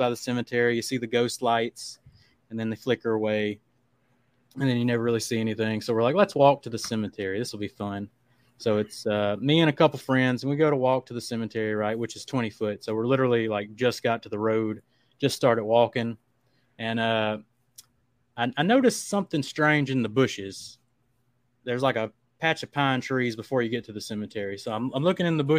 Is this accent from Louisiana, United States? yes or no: yes; Black Lake, Louisiana, United States; I grew up on Black Lake, Louisiana